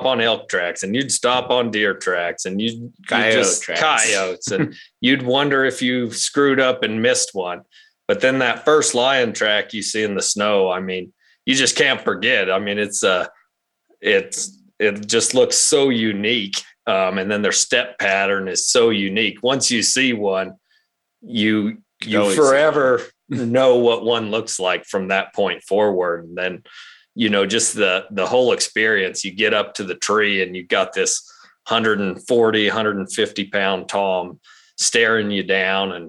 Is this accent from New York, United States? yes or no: no; Roswell, New Mexico, United States; We're from Roswell, New Mexico originally, and that's where we still live today.